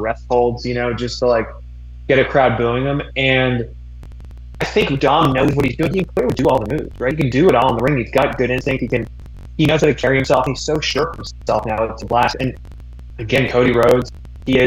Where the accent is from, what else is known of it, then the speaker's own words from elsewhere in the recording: Greater Toronto Area, Ontario, Canada; now in Los Angeles, United States; shout out to us GTA kids